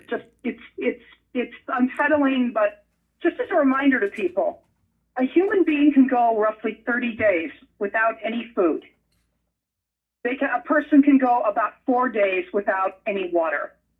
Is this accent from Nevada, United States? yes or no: yes; Las Vegas, Nevada, United States; So is my hometown of Vegas.